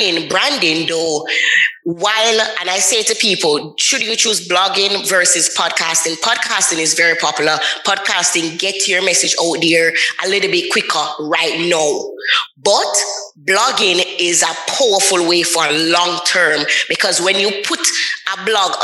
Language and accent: English; Jamaica; I'm from Jamaica. So sometimes the patois come out and the accent come out